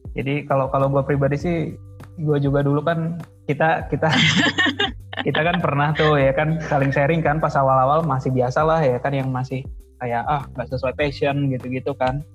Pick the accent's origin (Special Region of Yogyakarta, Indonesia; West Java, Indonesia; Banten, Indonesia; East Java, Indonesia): West Java, Indonesia; kita kan dari Jawa Barat